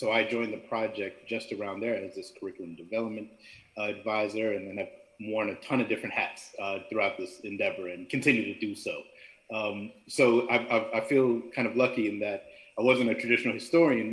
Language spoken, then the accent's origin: English; New York, United States; I'm originally from New York, mother's from Jamaica, father's from India